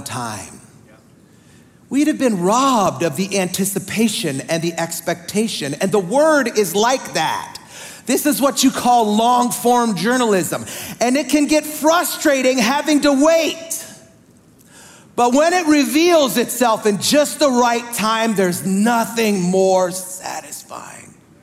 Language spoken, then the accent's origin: English; the North, United States; I'm a pastor from the North.